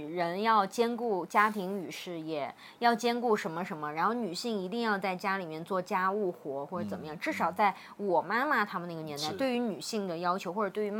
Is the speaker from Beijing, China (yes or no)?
no; Xinxiang, Henan, China; now in Guiyang, China; 尤其是后面我们又从河南新乡搬到贵州贵阳了之后呢